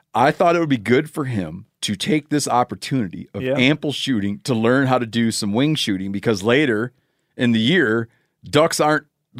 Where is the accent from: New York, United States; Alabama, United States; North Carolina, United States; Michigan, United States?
Michigan, United States; Youth, in my home state of Michigan, youth deer season is such a thing